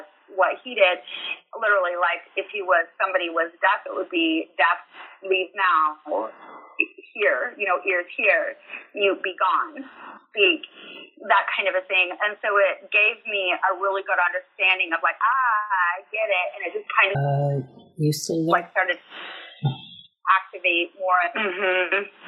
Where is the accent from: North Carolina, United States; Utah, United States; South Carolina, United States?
Utah, United States; moved away as an adult; now in Alabama, United States; I'm from Utah, and Utah's all about community and huge family